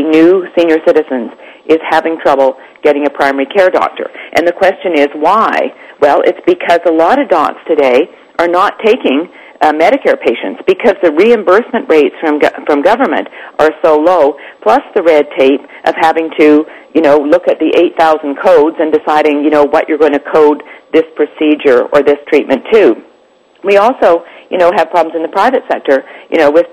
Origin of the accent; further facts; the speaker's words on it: Canada; now in United States; I'm Canadian. I'm an American now, but I grew up in Canada under a government-run, totally government-run healthcare system